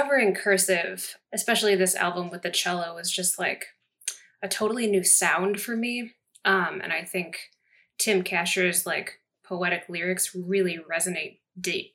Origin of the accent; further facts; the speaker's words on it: Chicago, Illinois, United States; I'm from Chicago, that's in the Midwest